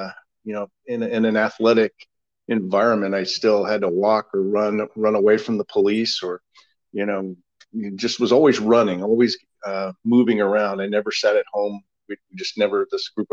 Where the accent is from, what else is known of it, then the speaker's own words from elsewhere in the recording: Missoula, Montana, United States; also born or lived in Salem, Oregon; now in Oregon, United States; I grew up in Missoula, Montana, out in way up north